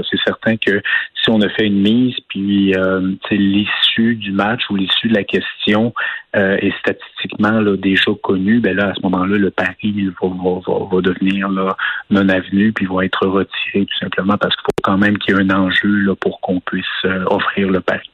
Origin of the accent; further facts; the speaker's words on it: Quebec, Canada; en tant que Québécois